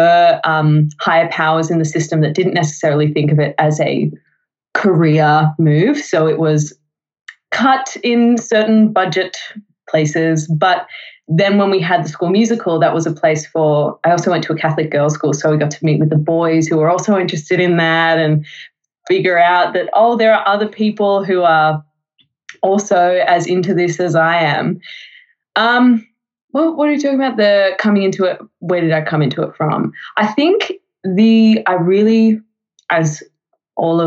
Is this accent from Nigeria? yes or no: no; Melbourne, Victoria, Australia; I lived in Melbourne, have lived in Melbourne whole time.